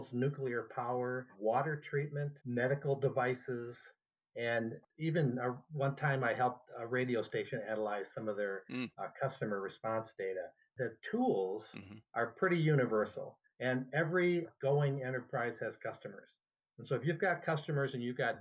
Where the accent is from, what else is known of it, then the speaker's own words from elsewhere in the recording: Minnesota, United States; moved away; also born or lived in California; I may have been born in Minnesota